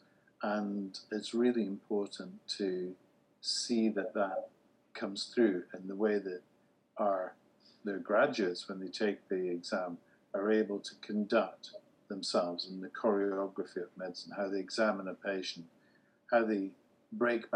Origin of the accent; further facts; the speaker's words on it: United Kingdom; I'm the first non-American keynote speaker and I'm British